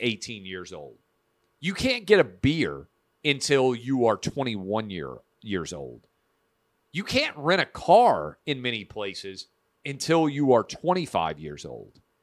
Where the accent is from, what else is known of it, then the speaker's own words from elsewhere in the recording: Nashville, Tennessee, United States; Vanderbilt University Medical Center here in my hometown of Nashville